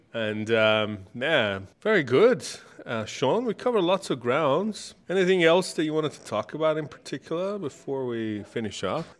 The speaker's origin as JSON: {"language": "English", "country": "Iran", "moved": "yes", "lives_now": "Australia", "said": "I'm from Middle East, I'm from Iran"}